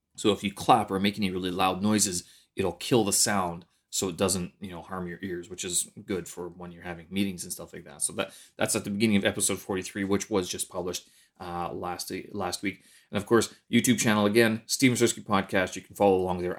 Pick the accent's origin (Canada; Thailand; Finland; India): Canada; moved away as an adult; now in China; my Canadian winters, especially my hometown